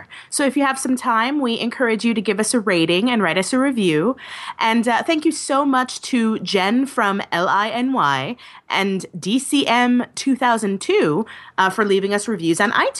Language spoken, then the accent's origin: English; New York, United States; now in Los Angeles, United States; I'm in Los Angeles. I come from New York, but I live in Los Angeles now